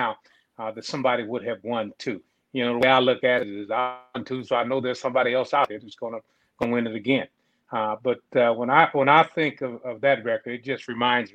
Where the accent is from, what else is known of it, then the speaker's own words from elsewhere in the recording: Columbus, Ohio, United States; I grew up here in Columbus.